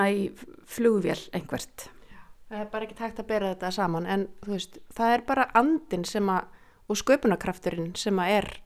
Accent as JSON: {"language": "Icelandic", "town": "Skíðadalur", "region": "Northeastern Region", "country": "Iceland", "tie": "born or raised there", "said": "ég álst upp í Skíðadal sem er þú veist á Bóndabæ"}